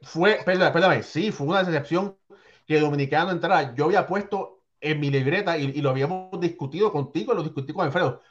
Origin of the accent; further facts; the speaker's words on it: Puerto Rico; como boricua